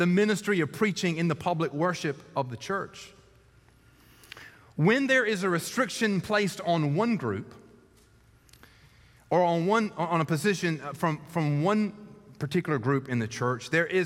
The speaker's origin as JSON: {"language": "English", "town": "Columbus", "region": "Georgia", "country": "United States", "tie": "born or raised there", "said": "in Columbus, Georgia, in my hometown"}